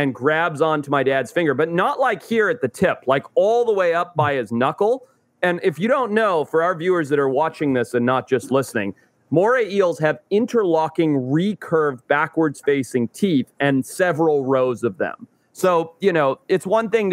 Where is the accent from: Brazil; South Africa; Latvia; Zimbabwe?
Zimbabwe; moved away; I grew up in Zimbabwe